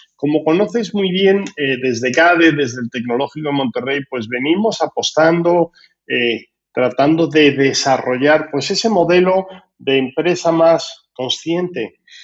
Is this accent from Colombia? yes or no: no; Spain; como español no me gusta nada el nombre